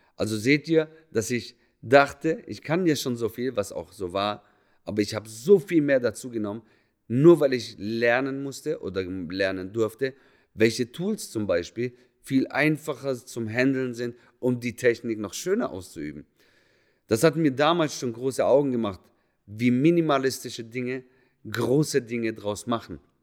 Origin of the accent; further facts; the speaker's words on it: Germany; moved away as an adult; also born or lived in Munich / Berlin / Zurich; da, wo ich herkomme, näher Bodensee